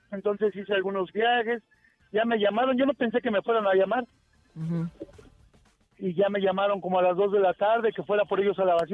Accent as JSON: {"language": "Spanish", "region": "Mexico City", "country": "Mexico", "said": "Yo soy de la Gustavo Madero."}